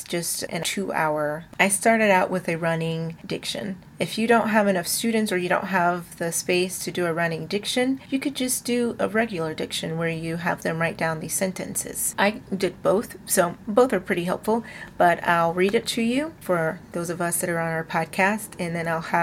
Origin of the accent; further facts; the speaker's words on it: the South, United States; I am from the South